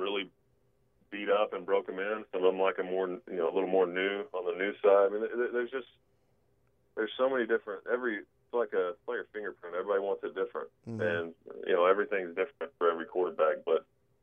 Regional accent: Texas, United States; also born or lived in New Orleans; I'm from Texas

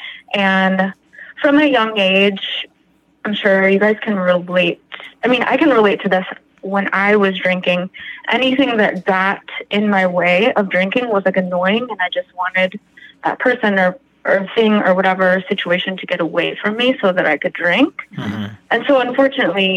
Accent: Chicago, Illinois, United States; also born or lived in Winnetka; I'm from the Chicagoland

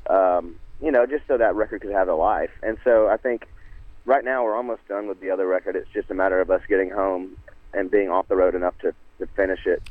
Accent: Nashville, Tennessee, United States; growing up in Nashville, man, the, that love of a country twist on a on a line and a story

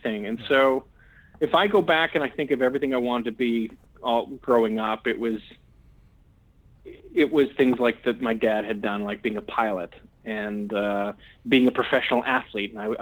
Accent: Edmonton, Alberta, Canada; I'm originally from Edmonton, Alberta, in Canada

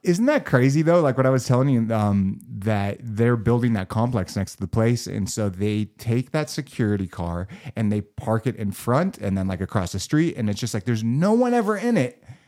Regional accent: Los Angeles, California, United States; I, I, grew up in, in Los Angeles. I was born and bred.

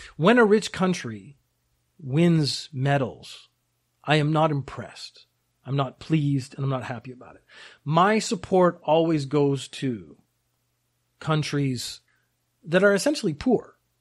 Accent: Canada; also born or lived in United Kingdom; now in Japan; I was born in the U K, I grew up in Canada, I live in Japan.

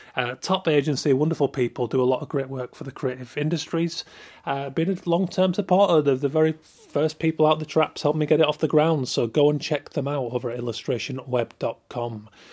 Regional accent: Yorkshire and the Humber, United Kingdom

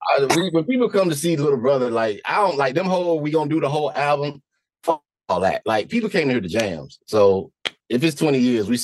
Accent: New York City, New York, United States; also born or lived in Brooklyn, New York; now in New Jersey, United States; I come from the Bronx. I was born in Brooklyn. I was raised in the Bronx, home of hip hop. I was raised 5 minutes away from Herc or Kingsbridge Terrace. Cedar Avenue was 5 minutes away.

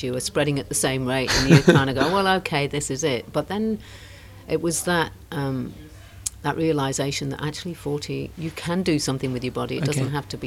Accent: England, United Kingdom; also born or lived in New Zealand; now in Brisbane, Australia; I was born in England, lived in New Zealand for 18 years, and now live in Brisbane.

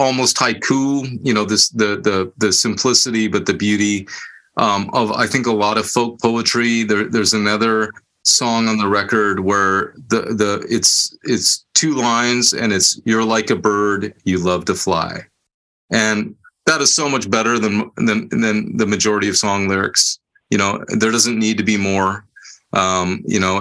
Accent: Bay Area, California, United States; moved away as an adult; I was born and raised in the Bay Area. My whole life I'd been there, nowhere else

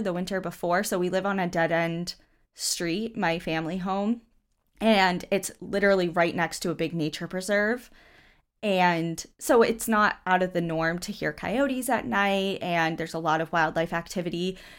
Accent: southern New Hampshire, United States; we're from southern New Hampshire.

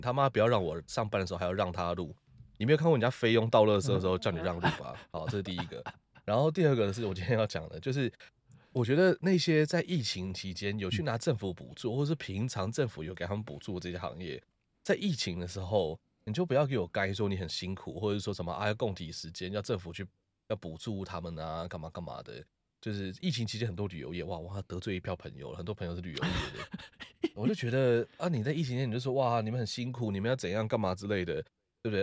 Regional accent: Taiwan; 我觉得我自己觉得我也是台湾人

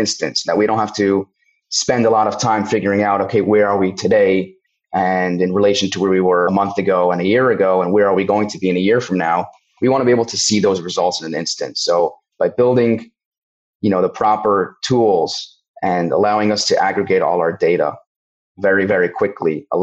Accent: Cincinnati, Ohio, United States; moved away; also born or lived in Connecticut / Israel / Australia / London; I'm born and bred in Cincinnati, Ohio, grew up here, did move around cities and countries for a few years from Connecticut to Israel, to Australia, London, New York.

